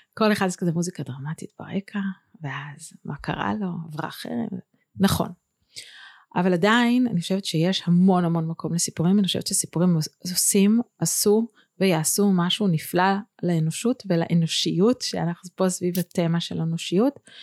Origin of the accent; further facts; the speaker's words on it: Bethlehem of Galilee, Northern District, Israel; moved away as an adult; also born or lived in Tel Aviv; אני מבית לחם הגלילית